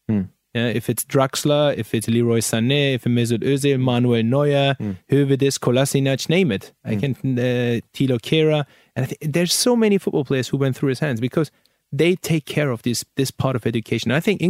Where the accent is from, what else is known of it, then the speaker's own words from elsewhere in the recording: Hanover, Lower Saxony, Germany; English is a second language; I was playing in a youth academy in Germany. I was in Hanover. I'm born and raised in Hanover.